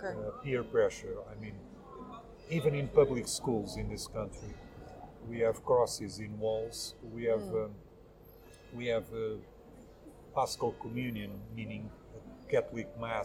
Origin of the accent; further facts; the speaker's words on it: Lisbon, Portugal; I'm 48 years old. I'm from Lisbon. I'm a secularist, most of all. Albeit, I'm also an atheist. I have no religion whatsoever.